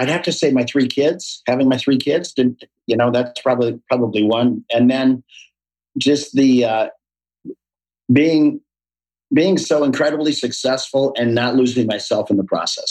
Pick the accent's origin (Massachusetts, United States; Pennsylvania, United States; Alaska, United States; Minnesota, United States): Minnesota, United States; Minneapolis; born or raised there